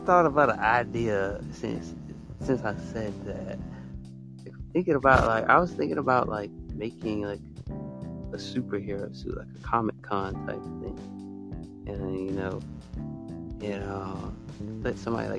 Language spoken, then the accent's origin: English; Alabama, United States; I'm from Alabama